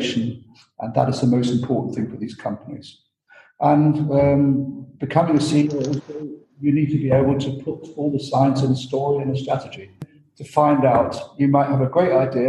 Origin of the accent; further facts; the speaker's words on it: United Kingdom; moved away as an adult; also born or lived in Austria / Germany; And I'm not Austrian, I'm British, but luckily I spent some years in Austria and in Germany